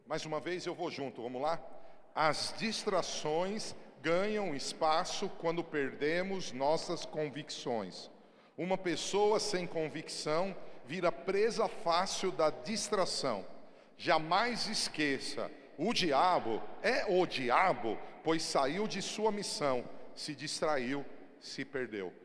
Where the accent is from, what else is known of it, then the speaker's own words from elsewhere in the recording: Brazil; eu sou brasileiro até a tampa